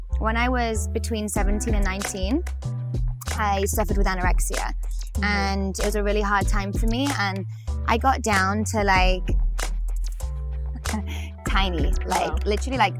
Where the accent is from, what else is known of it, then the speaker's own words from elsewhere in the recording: Macclesfield, North West England, United Kingdom; So, I'm from England. From a town called Macclesfield in Cheshire in the northwest. Haven't got much of an accent, maybe mm-hmm. a little bit.